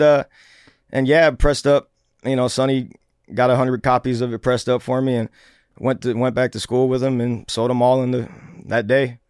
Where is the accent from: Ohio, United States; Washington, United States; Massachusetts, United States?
Washington, United States; Seattle; Born and raised in Seattle, Washington.